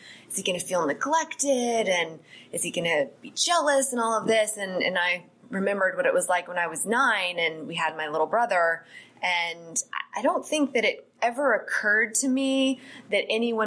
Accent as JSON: {"language": "English", "town": "Atlanta", "region": "Georgia", "country": "United States", "tie": "born or raised there", "said": "I am a native Atlantan. I grew up in Gwinnett County"}